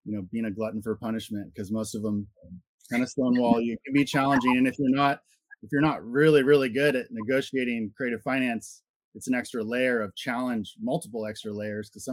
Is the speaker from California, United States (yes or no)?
yes; Santa Cruz, California, United States; we're from Santa Cruz, California.